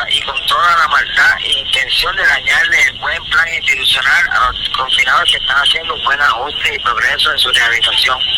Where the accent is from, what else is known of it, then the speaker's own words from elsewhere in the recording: Puerto Rico; ciudadanos puertorriqueños y americanos que somos.